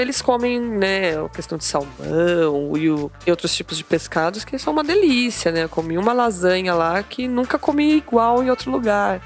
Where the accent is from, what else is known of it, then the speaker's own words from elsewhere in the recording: Brazil; somos brasileiros